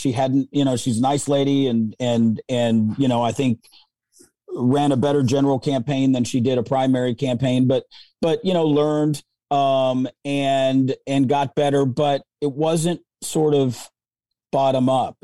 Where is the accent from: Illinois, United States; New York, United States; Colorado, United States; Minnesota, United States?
Colorado, United States; now in Missouri, United States; I'm from Colorado.